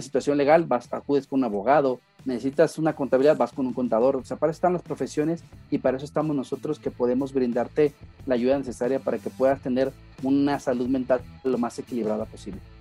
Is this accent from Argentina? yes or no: no; Guadalajara, Jalisco, Mexico; Me encuentro en la ciudad de Guadalajara, Jalisco